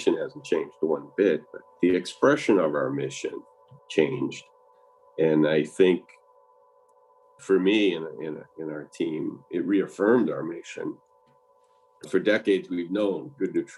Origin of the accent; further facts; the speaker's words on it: Massachusetts, United States; moved away as an adult; also born or lived in Tucson, Arizona; I grew up in Massachusetts